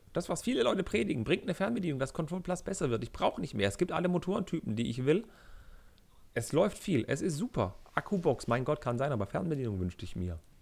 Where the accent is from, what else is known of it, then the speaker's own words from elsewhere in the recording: Germany; ich als Deutscher